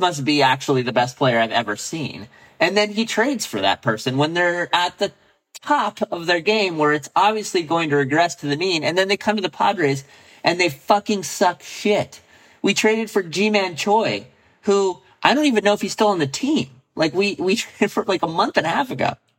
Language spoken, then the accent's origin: English; San Diego, California, United States; I grew up in San Diego.